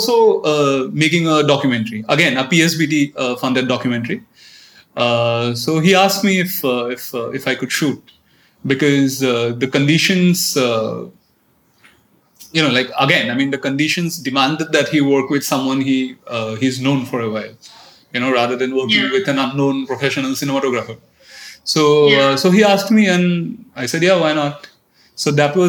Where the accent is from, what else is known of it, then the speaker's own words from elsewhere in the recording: Assam, India; moved away; also born or lived in Delhi; I'm from Assam. I went to an English medium school, which you know, so my I was a little alienated from my own culture. Because in almost every English medium schools in Assam